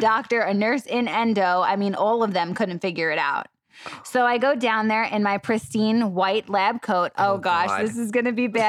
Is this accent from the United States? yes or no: yes; New York City, New York, United States; accent: New York; moved away as an adult; also born or lived in Florida; born and raised in New York, Staten Island, and then moved to Florida